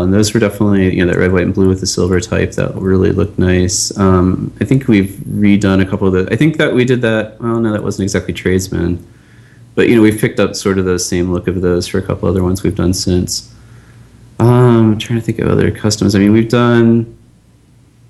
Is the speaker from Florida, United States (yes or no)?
no; Pittsburgh, Pennsylvania, United States; I'm from Pittsburgh, and I was, you know, a Pirates fan growing up